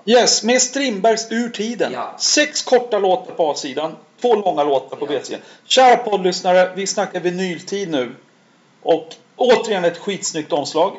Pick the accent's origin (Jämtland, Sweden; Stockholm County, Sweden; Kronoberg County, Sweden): Stockholm County, Sweden; Stockholm; jag växte upp i Skärholmen